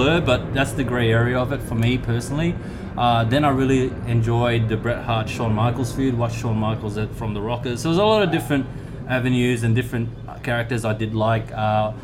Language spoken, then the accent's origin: English; Sydney, New South Wales, Australia; I grew up around Canterbury. I was actually born in Canterbury. So I grew up in Marrickville first.